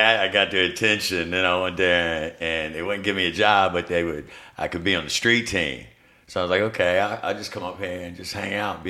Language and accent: English; Richmond, Virginia, United States; I'm from Richmond. St. Mary's.